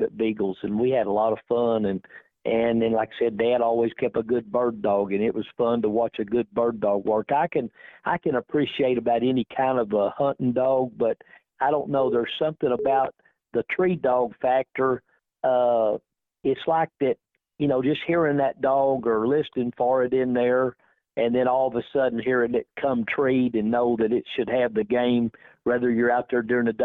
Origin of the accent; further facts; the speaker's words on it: McAlester, Oklahoma, United States; I'm from McAllister, Oklahoma.